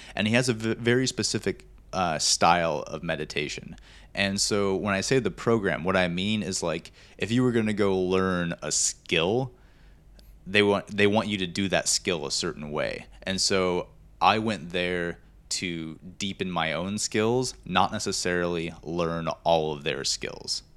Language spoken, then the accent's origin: English; Montana, United States; growing up in Montana, I love being outdoors